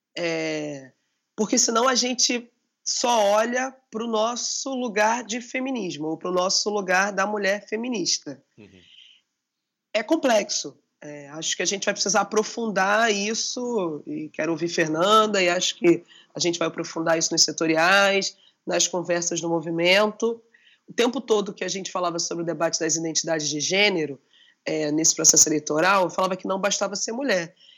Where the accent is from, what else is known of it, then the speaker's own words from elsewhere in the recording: Rio de Janeiro, Brazil; eu sou da Maré, a Maré no Rio de Janeiro é uma das grandes favelas, me reivindico enquanto favelada